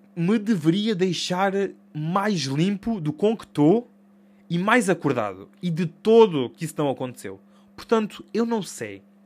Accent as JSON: {"language": "Portuguese", "country": "Portugal", "said": "sou Tuga"}